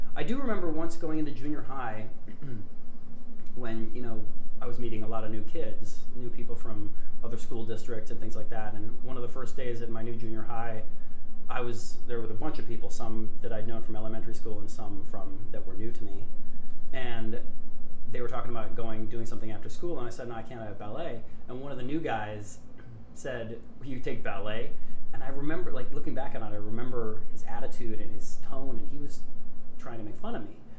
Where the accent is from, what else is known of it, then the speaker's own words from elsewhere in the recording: Grand Forks, North Dakota, United States; I'm from Grand Forks, North Dakota um, which is a town almost in the exact geographical center of North America